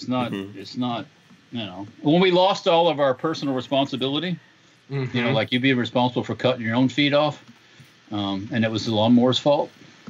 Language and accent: English; Illinois, United States; now in Florida, United States; I was born in Illinois